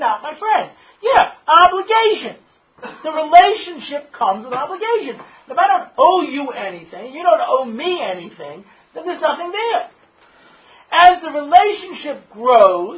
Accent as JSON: {"language": "English", "region": "New York", "country": "United States", "tie": "born or raised there", "said": "I grew up in New York"}